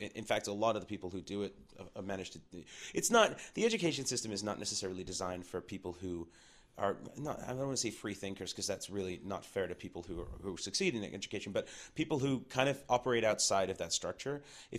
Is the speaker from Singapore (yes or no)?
no; England, United Kingdom; …, and then they toured all over Europe because we're from England, right?